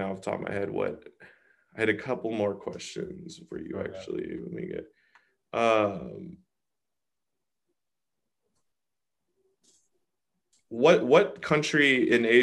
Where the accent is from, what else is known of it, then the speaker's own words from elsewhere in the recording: Seattle, Washington, United States; I am from Seattle